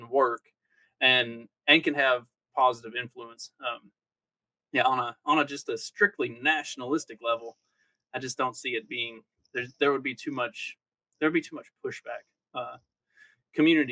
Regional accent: Kentucky, United States; now in Indiana, United States; where I grew up in Kentucky

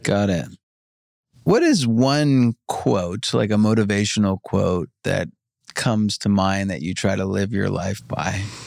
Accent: New York, United States; now in Los Angeles, United States; I grew up in New York

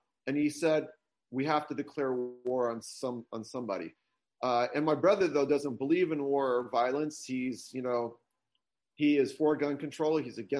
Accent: New York, United States; moved away; also born or lived in Warsaw, Poland; my mom and dad were both raised in New York. I was born in New York and I have many relatives still living there.

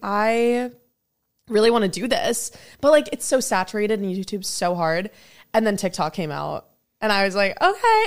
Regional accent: New Jersey, United States; now in Los Angeles, United States; I was a little girl in New Jersey

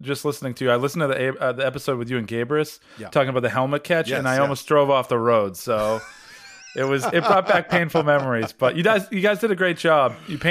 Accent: Boston, Massachusetts, United States; accent: Boston; You know, I haven't said Nomar Garcia Parra's name since I ditched my Boston accent.

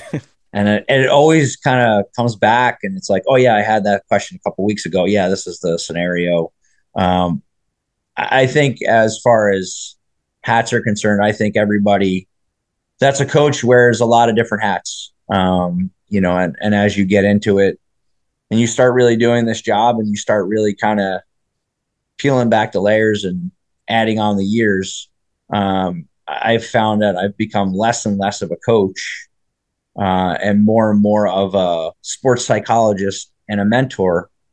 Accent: New Jersey, United States; I grew up in New Jersey

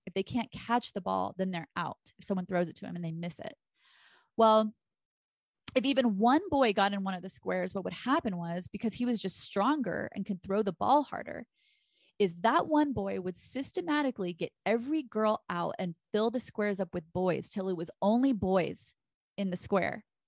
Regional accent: Texas, United States; I'm from Texas

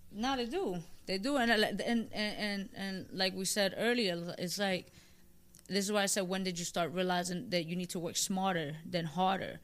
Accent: New York City, New York, United States; I'm from the Bronx.

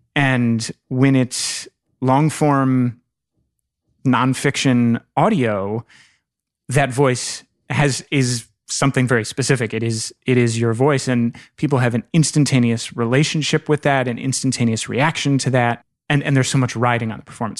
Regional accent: Northern Virginia, United States; I'm from Northern Virginia

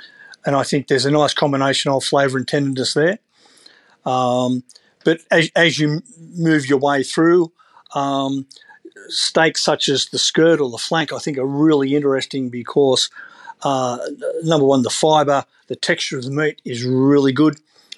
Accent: Sydney, New South Wales, Australia; I mean, I grew up Northern Beaches in Sydney, and moving down there, it's a more simplistic lifestyle.

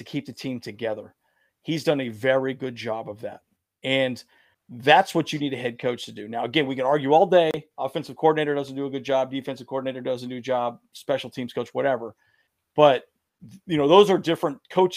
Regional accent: Santee, California, United States; moved away; we grew up in Santee

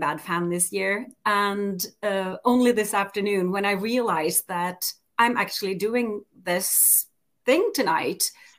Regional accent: Norway; from Norway, part Icelandic

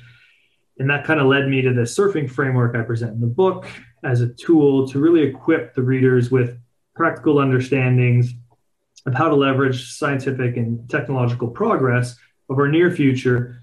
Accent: Canada; born and raised in Canada

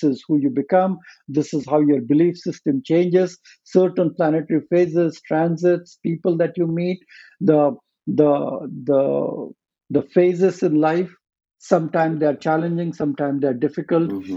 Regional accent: India; moved away; I was born and raised in India

